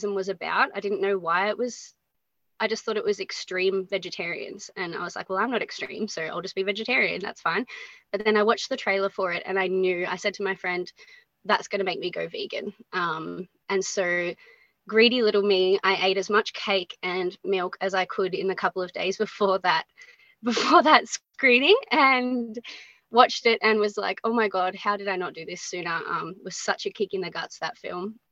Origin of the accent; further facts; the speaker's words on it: Geelong, Victoria, Australia; I grew up in Geelong on the Surf Coast, been based here my whole life